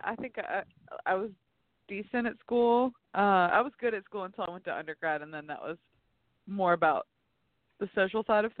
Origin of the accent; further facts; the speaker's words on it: the South, United States; I was raised in the South, but didn't really spend any time working there, you know?